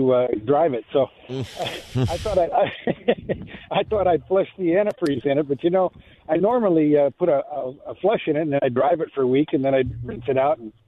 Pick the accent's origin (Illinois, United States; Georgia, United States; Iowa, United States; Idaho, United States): Iowa, United States; moved away; back in the Midwest, I grew up in Iowa